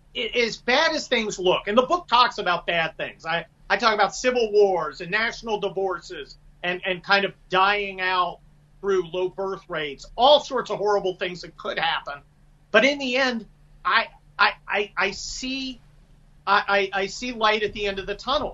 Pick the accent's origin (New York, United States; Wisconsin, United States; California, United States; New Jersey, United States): California, United States; also born or lived in Pennsylvania; I moved to California with my family, I think it was about 6 or 7